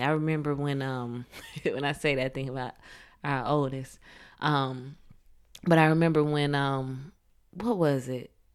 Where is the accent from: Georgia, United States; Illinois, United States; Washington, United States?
Georgia, United States; Atlanta; I'm from Atlanta, the Atlanta area, south of Atlanta